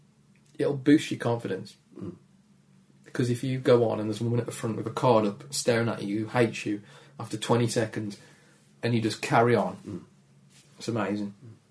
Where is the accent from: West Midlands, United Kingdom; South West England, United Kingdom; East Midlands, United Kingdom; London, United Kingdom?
West Midlands, United Kingdom; Dudley; accent: Dudley; My accent is quite, yeah, it's quite gravelly. It's friendly, gravelly, sad, but won't rob you. Do you know what I mean? Like Dudley Gravelly sad.